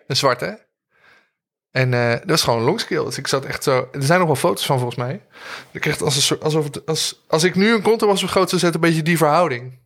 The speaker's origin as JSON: {"language": "Dutch", "town": "Arnhem", "region": "Gelderland", "country": "Netherlands", "tie": "born or raised there", "said": "Toen liep ik al even op de muziekschool rond in Arnhem. Daar kom ik vandaan."}